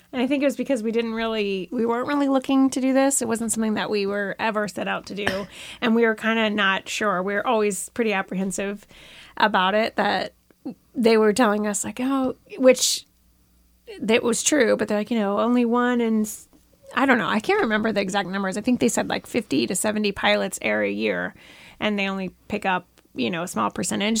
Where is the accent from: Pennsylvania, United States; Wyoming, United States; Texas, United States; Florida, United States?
Florida, United States; now in Bentonville, United States; I grew up in Florida